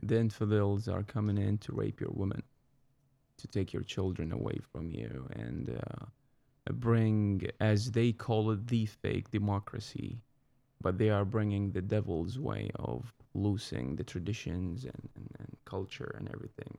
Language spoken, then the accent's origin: English; Baghdad, Baghdad Governorate, Iraq; English is a second language; moved away as an adult; also born or lived in Fort Worth, Texas; now in United States; I'm from the center of Iraq. It's the capital, Baghdad. I was born in nineteen eighty-three